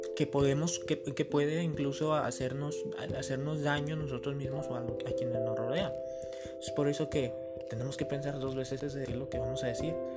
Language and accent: Spanish; Mexico; como mexicanos, ¿verdad? Tenemos dichos